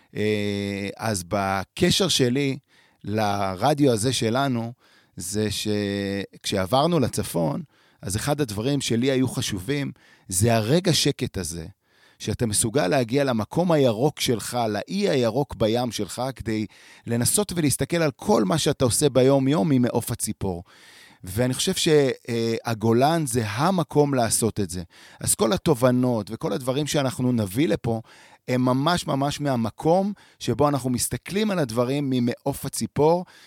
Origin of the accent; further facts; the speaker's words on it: Tel Aviv, Tel Aviv District, Israel; moved away as an adult; now in Merom Golan, Israel; גדלתי בתל אביב